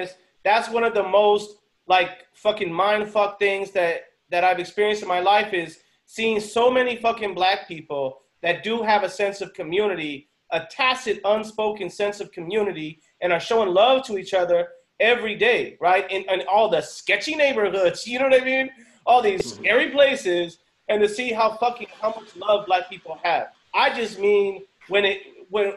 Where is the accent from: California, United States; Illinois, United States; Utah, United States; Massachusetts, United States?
California, United States; Norwalk; growing up in Norwalk